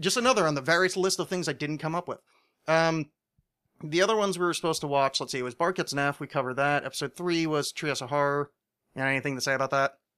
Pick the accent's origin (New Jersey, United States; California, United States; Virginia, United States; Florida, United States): New Jersey, United States; I'm from New Jersey